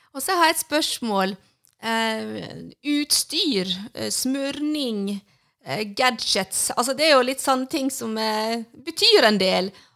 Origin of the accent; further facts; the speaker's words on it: Sandane, Vestland, Norway; hjemme på Sandane, der jeg er ifra